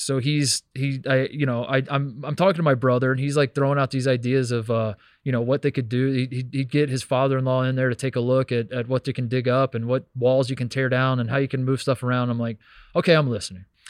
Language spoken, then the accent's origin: English; Hendricks County, Indiana, United States; moved away; I'm from Hendricks County, Indiana